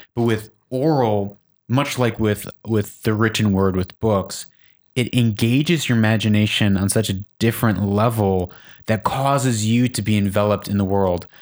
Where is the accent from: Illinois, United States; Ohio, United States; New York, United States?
Illinois, United States; Chicago; Growing up in Chicago